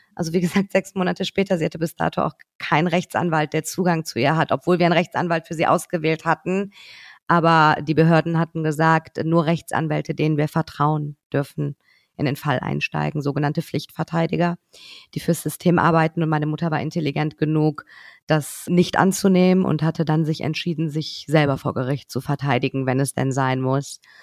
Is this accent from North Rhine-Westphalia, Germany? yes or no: yes; Cologne, North Rhine-Westphalia, Germany; also born or lived in Tehran, Iran; als Kölnerin